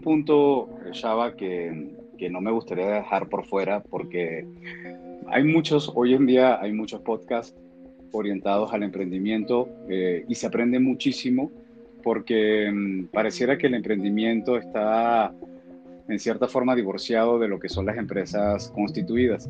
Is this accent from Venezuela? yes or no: yes; Venezuela; yo que, que soy venezolano